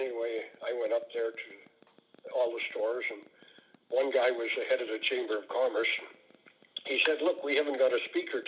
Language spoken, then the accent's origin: English; North Battleford, Saskatchewan, Canada; In Saskatchewan, I'm from North Battleford